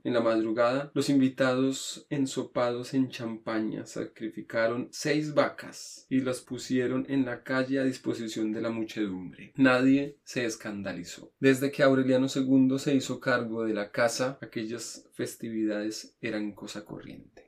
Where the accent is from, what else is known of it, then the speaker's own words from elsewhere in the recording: Bogotá, Colombia; yo como buen cachaco